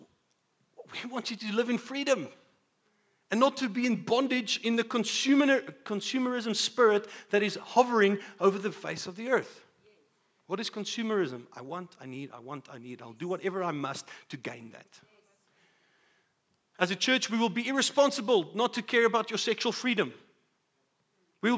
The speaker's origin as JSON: {"language": "English", "country": "South Africa", "said": "as a South African"}